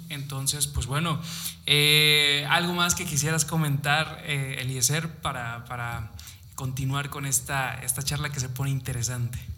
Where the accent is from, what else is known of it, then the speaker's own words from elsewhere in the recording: Mexico; como buenos mexicanos nos encantan